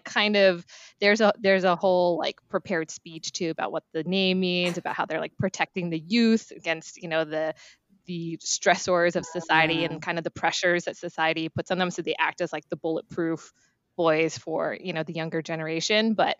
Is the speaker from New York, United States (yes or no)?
yes; New York, United States; So I was born and raised in New York, but my parents are from South Korea.